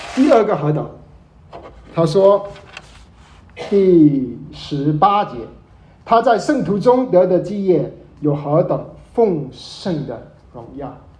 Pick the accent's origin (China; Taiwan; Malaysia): Malaysia; 我是马来西亚人，马来西亚生长，从来没回过祖国